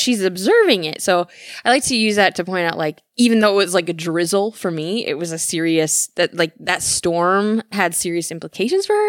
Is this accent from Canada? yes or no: no; Michigan, United States; moved away as an adult; also born or lived in California; growing up in Michigan